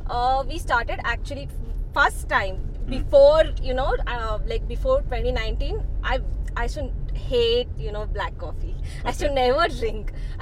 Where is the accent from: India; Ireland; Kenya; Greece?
India; Bangalore, Karnataka; I'm from Bangalore.